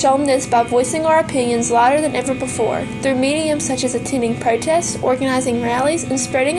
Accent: South Carolina, United States; I'm from Anger, South Carolina. I'm in the 11th grade

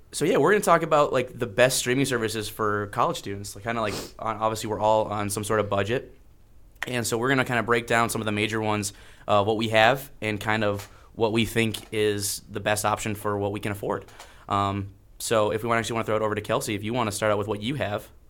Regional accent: Iron River, Michigan, United States; I am from Iron River, Michigan and the U P

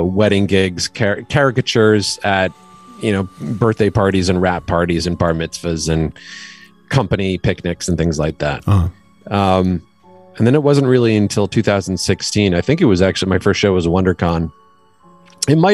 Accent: Connecticut, United States; moved away as an adult; also born or lived in New York / Maine; now in Los Angeles, United States; I am originally grew up mostly in Connecticut, but I was born in New York, and then we moved to Connecticut when I was still pretty young.

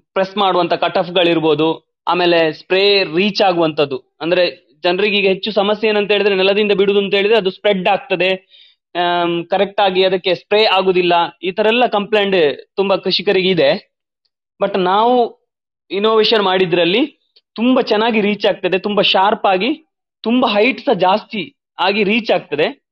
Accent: Balanja village, Belthangady taluk, Karnataka, India; ನಾನು ಬೆಳ್ತಂಗಡಿ ತಾಲೂಕಿನ ಬಳಂಜ ಗ್ರಾಮದ ಕುಲಂಜಿರೋಡಿ ಎಂಬಲ್ಲಿ ನನ್ನ ಹುಟ್ಟೂರು

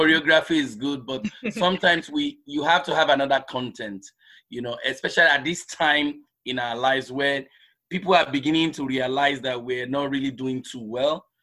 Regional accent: Lagos, Nigeria; moved away; also born or lived in southeastern Nigeria; was born in nigeria in the southeastern part of the country and um, but because most of us in the southeastern part of the country are well traveled so we travel across the country nigeria so I grew up in Lagos

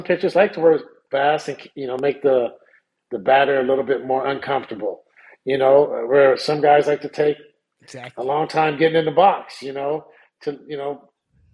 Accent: Sacramento, California, United States; I'm from South Sacramento.

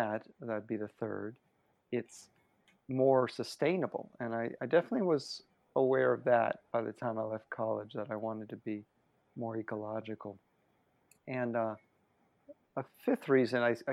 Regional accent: Miami, Florida, United States; moved away; I'm from Miami

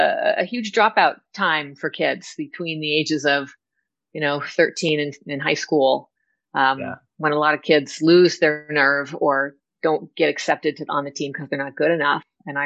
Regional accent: Southern California, United States; I grew up in Southern California

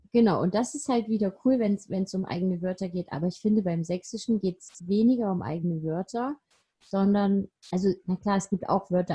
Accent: Haldensleben, Saxony-Anhalt, Germany; now in Saxony, Germany; ich bin in der Nähe von Magdeburg geboren

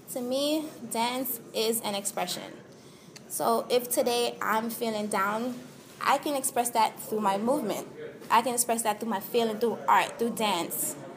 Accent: Jamaica; now in United States; I'm Jamaican, born and raised

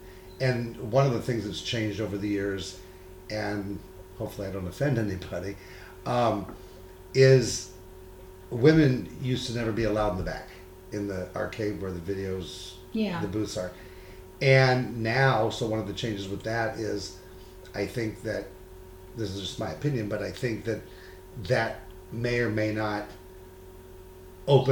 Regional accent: San Diego, California, United States; I'm from San Diego

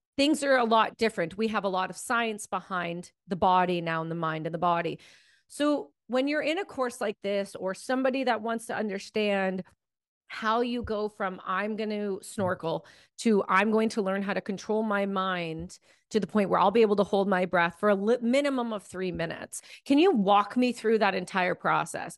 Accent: Ontario, Canada; when I grew up in Ontario

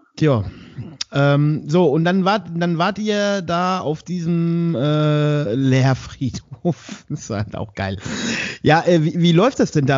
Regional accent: Westerwald, Germany; bei uns im Westerwald

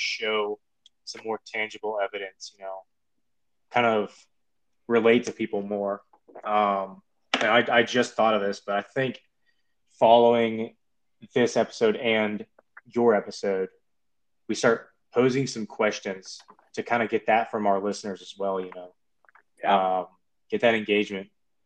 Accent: Midwest, United States; moved away as an adult; I grew up in the Midwest, not a large family

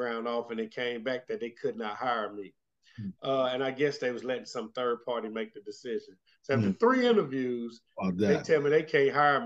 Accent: Winston-Salem, North Carolina, United States; now in Asheville, United States; I grew up in Winston-Salem

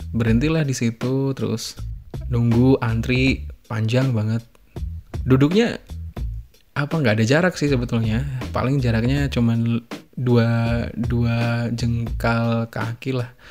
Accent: Ponorogo, East Java, Indonesia; karena aku dari Ponorogo ya udah dari Ponorogo

